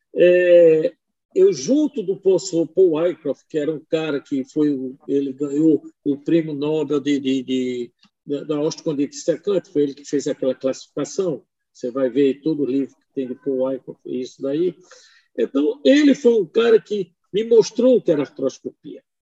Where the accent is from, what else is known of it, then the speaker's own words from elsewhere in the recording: Vitória de Santo Antão, Pernambuco, Brazil; Eu sou de Vitória de Santo Antônio, nasci lá.